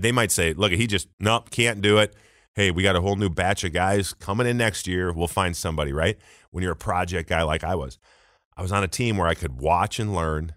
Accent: Saint Paul, Minnesota, United States; moved away as an adult; I'm from Saint Paul.

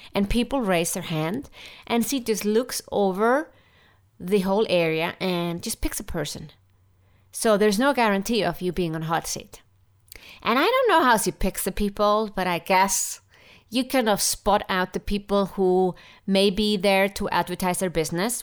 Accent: Iceland; I'm from Iceland

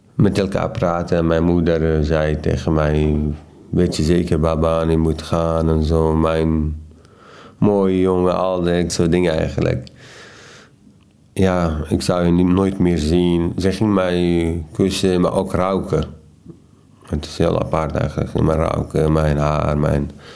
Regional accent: Iraq; Dutch is a second language; moved away as an adult; now in Netherlands; de stad verlaten waar ik geboren ben

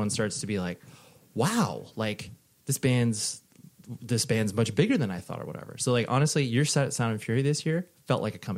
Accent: Whittier, California, United States; moved away; born and raised in Whittier.

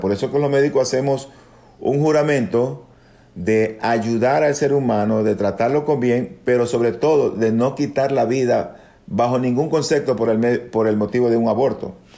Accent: Ecuador; also born or lived in Dominican Republic; luego de haber terminado la escuela de medicina en mi país, es decir, acá en Ecuador

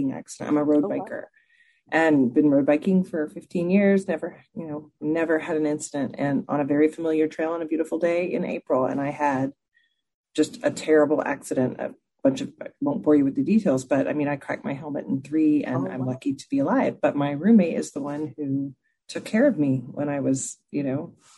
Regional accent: Texas, United States; I grew up in Texas

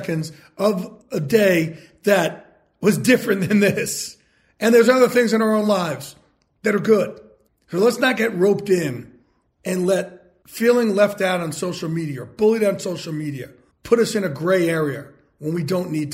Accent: Jersey Shore, New Jersey, United States; I grew up in the Jersey Shore

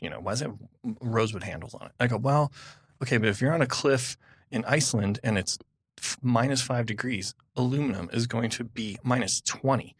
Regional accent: California, United States; I'm from California

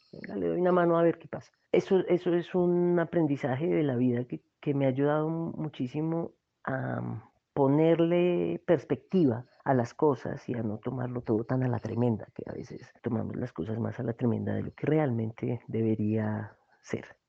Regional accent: Manizales, Caldas, Colombia; also born or lived in Cali, Colombia; now in Bogotá, Colombia; Nací en Cali y tenía tres meses cuando me llevaron a vivir a Manizales

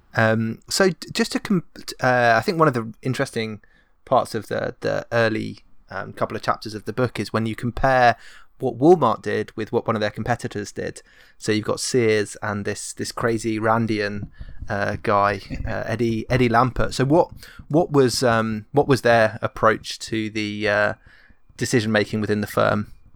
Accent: England, United Kingdom; an English person

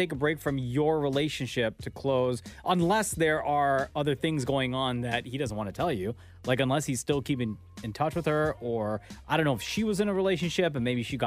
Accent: Toronto, Ontario, Canada; also born or lived in Calgary; my hometown

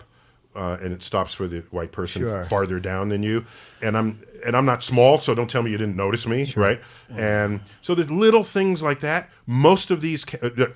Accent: New York City, New York, United States; a 14-year-old black kid growing up in the Bronx

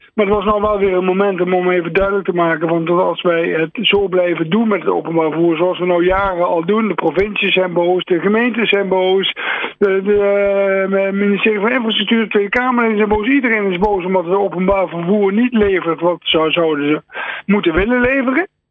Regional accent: Netherlands

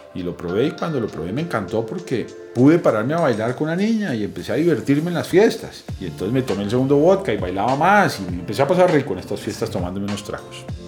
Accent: Bogotá, Colombia; nací aquí en Bogotá

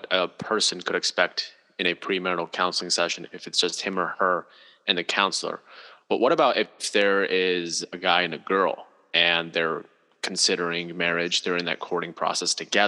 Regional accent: Pakistan; I'm 5'11". I'm from Pakistan.

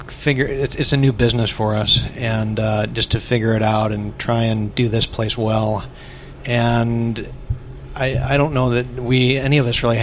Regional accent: Missouri, United States

